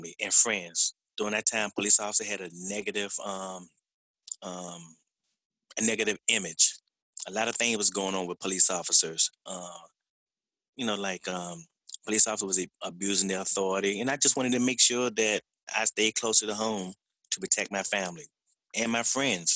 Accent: Washington, District of Columbia, United States; I was born and raised in the Southeast

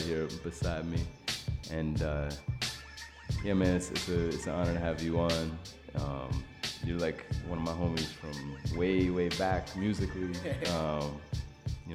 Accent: New York City, New York, United States; I come from Brooklyn, so I'm repping Brooklyn.

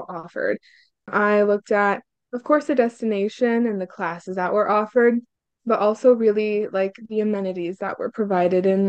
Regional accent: Hungary; now in Terre Haute, United States; I'm from a small little town, like 2 hours from Budapest, so I'm nowhere near the city, closer to the Croatian border

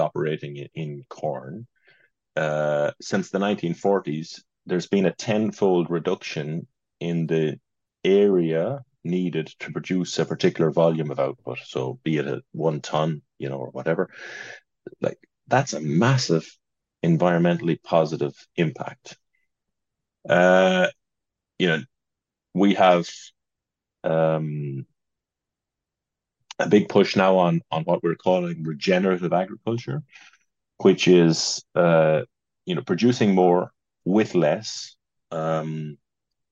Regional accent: Roscommon, Connacht, Ireland; moved away; the one that we grew up in Roscommon

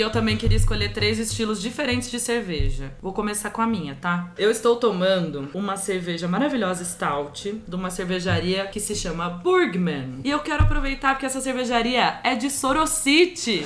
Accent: Leme, São Paulo, Brazil; Eu sou de Leme, da Roça.

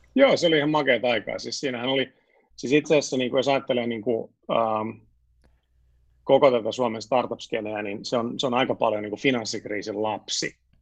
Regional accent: Helsinki, Uusimaa, Finland; moved away as an adult; also born or lived in Sweden / France / United States / London; mä olen siis syntyperäinen etutöölöläinen

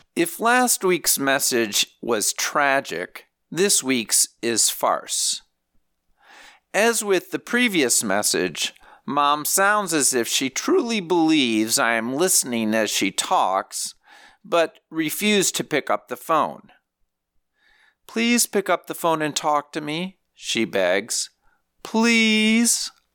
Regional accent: Saint Paul, Minnesota, United States; moved away as an adult; I was from Minnesota, where we pride ourselves in knowing how to survive a deep freeze

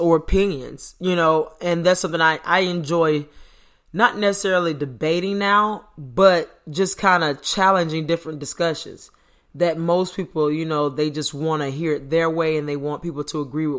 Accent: Florida, United States; I was born in Florida, stayed in Florida my whole life

